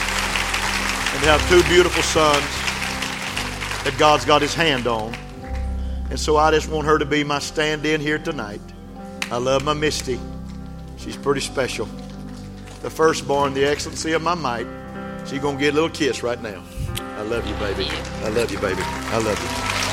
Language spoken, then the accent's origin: English; West Texas, United States; I grew up in West Texas